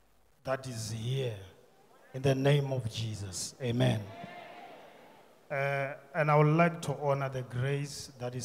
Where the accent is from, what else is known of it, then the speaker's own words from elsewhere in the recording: Limpopo, South Africa; now in Springs, South Africa; Originally, I come from Limpopo, but I'm residing in Springs, Painville.